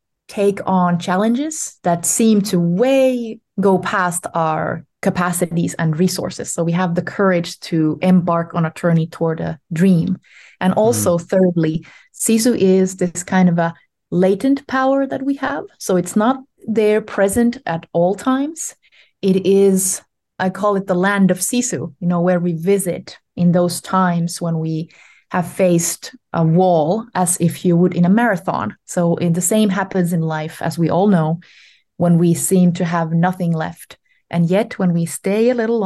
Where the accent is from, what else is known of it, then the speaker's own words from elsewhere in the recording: Ostrobothnia, Finland; I was born in Finland in the Ostrobotnia, in the Western region, 40 some years ago.